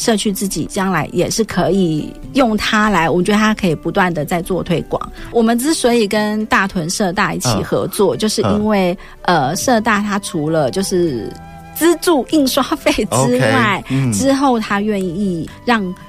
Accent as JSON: {"language": "Chinese", "region": "Taipei", "country": "Taiwan", "said": "啊，真的是，啊，是因为我是从台北来的，"}